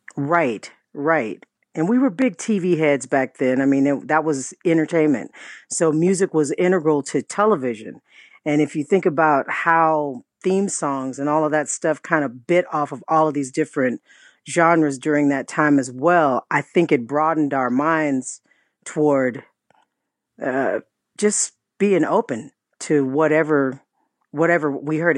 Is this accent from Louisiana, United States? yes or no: no; Riverside, California, United States; I'm from Riverside